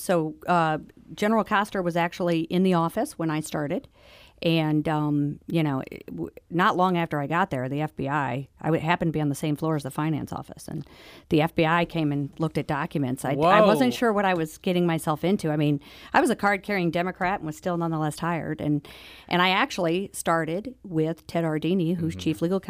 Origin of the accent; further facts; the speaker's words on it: St. Louis, Missouri, United States; I grew up in St. Louis and born and raised here in St. Louis.